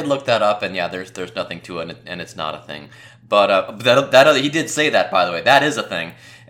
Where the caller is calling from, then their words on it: Cincinnati, Ohio, United States; I am actually from calling you from Cincinnati, Ohio.